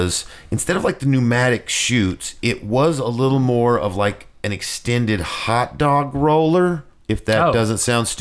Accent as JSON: {"language": "English", "town": "Morristown", "region": "Tennessee", "country": "United States", "tie": "born or raised there", "said": "In my hometown of Morristown, not too far from here"}